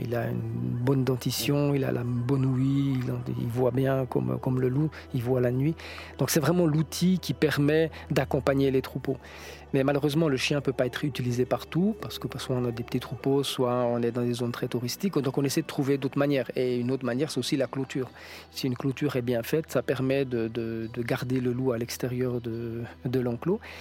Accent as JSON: {"language": "French", "country": "France", "said": "chez nous, en France"}